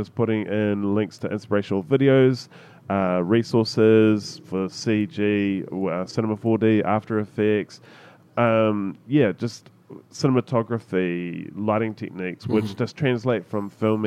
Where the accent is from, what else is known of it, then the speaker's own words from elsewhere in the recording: New Zealand; as a Kiwi